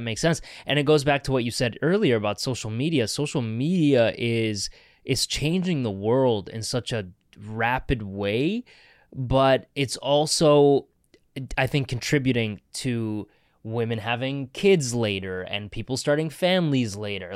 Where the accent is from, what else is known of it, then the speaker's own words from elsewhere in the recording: Canada; moved away; growing up in Canada, I didn't feel Canadian enough